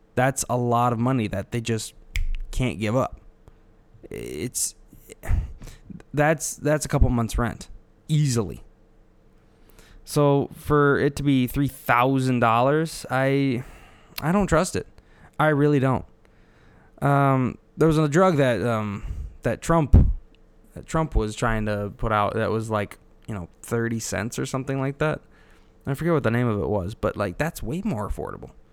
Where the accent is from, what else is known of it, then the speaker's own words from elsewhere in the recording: Illinois, United States; I'm from Illinois, not Chicago